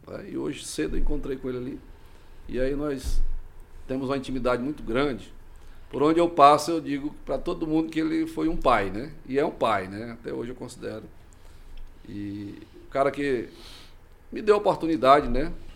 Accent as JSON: {"language": "Portuguese", "town": "Ananás", "region": "Tocantins", "country": "Brazil", "tie": "born or raised there", "moved": "yes", "lives_now": "Imperatriz, Brazil", "said": "E eu sou oriundo do estado do Tocantins, da cidade chamada Ananás, Tocantins"}